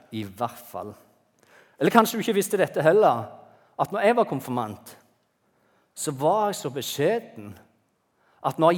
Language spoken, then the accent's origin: Norwegian; Bryne, Rogaland, Norway; also born or lived in Bergen; jeg er født i Bergen, Gikk på barneskolen på Bryne.